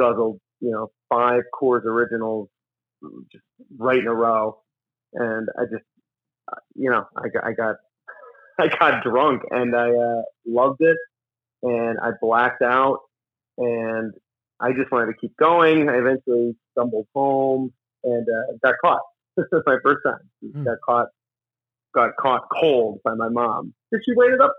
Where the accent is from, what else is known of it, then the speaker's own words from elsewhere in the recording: Scranton, Pennsylvania, United States; I grew up in Scranton, Pennsylvania.